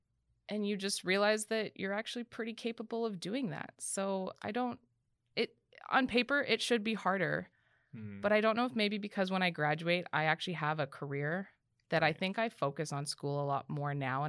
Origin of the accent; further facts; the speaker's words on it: Canada; especially as a Canadian.